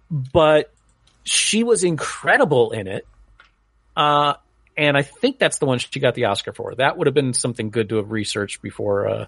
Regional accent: New England, United States; When I was growing up in New England, uh, Phil Rizzuto, the Money Store was like one of those second or third mortgage places that would just totally prey on old people.

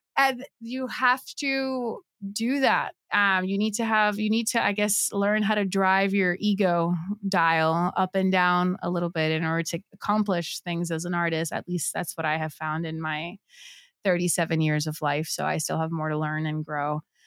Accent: Puerto Rico; I was born and raised in Puerto Rico.

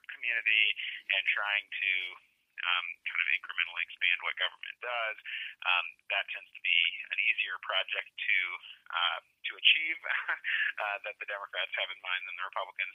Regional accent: Missouri, United States; my home state is Missouri

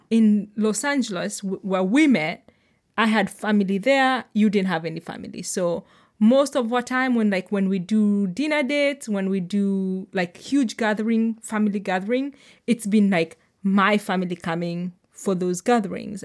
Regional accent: Kenya; moved away as an adult; now in Sonoma County, United States; I am Kenyan, I am, like, I'm new to America

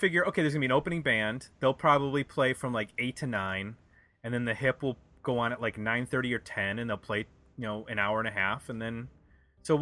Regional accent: Buffalo, New York, United States; moved away as an adult; also born or lived in Chagrin Falls, Ohio / Bowling Green, Ohio; Buffalo, which is where I grew up.

